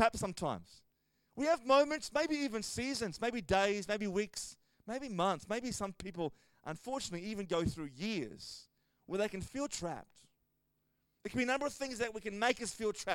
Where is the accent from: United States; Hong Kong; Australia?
Australia